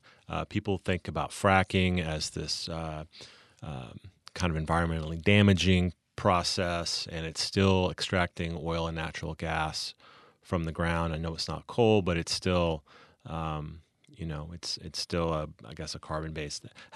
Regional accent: Texas, United States; I remember growing up in Texas, hearing about the Texas Land Commissioner as a very, very powerful statewide office.

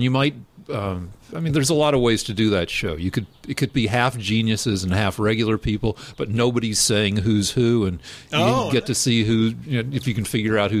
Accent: Colorado, United States; also born or lived in Albuquerque; I came back home, and I just went to my hometown school, the University of Colorado.

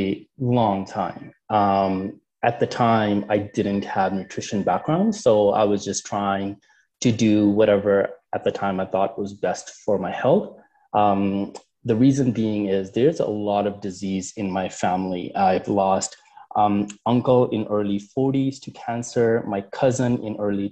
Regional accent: Canada; also born or lived in United Kingdom; I'm from Canada

